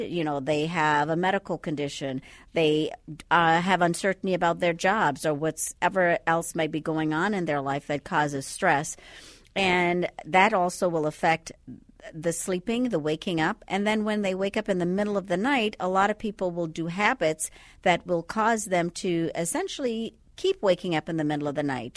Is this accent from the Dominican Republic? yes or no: no; Andros, Bahamas; now in Twin Cities, United States; I'm from the Bahamas. You can't quite tell by the accent right now, but originally from the Bahamas. So Andros is actually the largest island in the uh, Bahamas